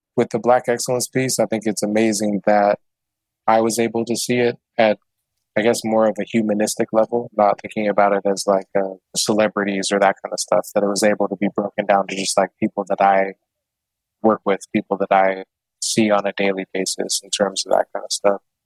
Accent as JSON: {"language": "English", "town": "Portland", "region": "Oregon", "country": "United States", "tie": "born or raised there", "said": "growing up in Southeast Portland with a handful of kids of color"}